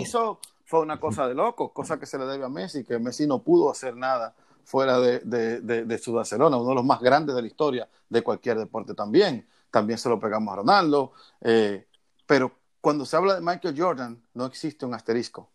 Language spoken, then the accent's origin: Spanish; Dominican Republic; yo como todo dominicano